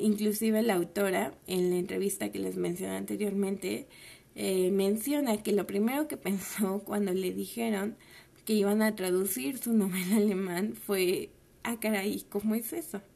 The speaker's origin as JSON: {"language": "Spanish", "country": "Mexico", "said": "en un país como el nuestro"}